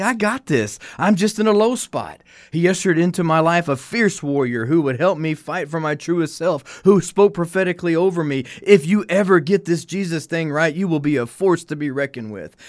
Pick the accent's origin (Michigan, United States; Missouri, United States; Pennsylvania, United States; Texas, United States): Texas, United States; Hutto; also born or lived in Austin, Texas; born a fourth generation Texan, I was born here in Austin. I was raised here in Hutto.